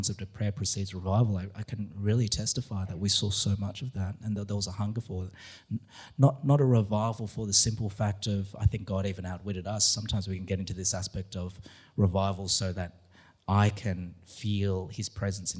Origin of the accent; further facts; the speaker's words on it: Australia; being an Aussie in America